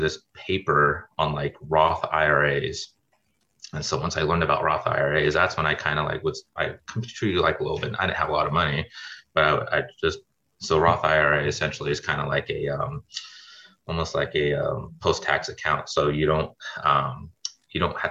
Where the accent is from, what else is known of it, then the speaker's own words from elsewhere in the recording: Sacramento, California, United States; moved away as an adult; also born or lived in Grenada / Midwest; I'm originally from Sacramento, California, and kind of did all my undergrad out there.